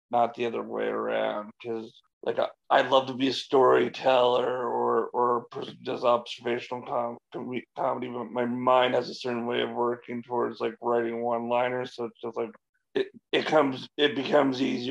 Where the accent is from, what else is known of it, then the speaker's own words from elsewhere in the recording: London, Ontario, Canada; I'm a comic from London, Ontario